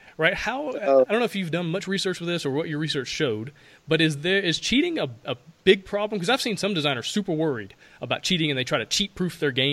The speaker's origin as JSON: {"language": "English", "region": "Alabama", "country": "United States", "said": "I'm from Alabama"}